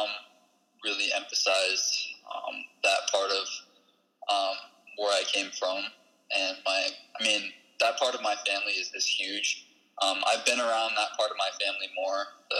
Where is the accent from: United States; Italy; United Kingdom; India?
United States; Sioux City, Iowa; also born or lived in Rosebud / Omaha; I was born in Sioux City here in Sioux City, Iowa